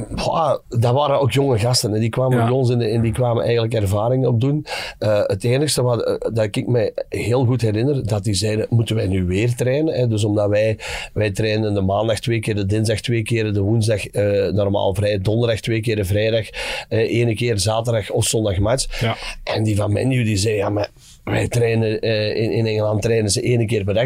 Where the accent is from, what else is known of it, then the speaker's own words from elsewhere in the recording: Dessel, Flanders, Belgium; wij bij ons in Dessel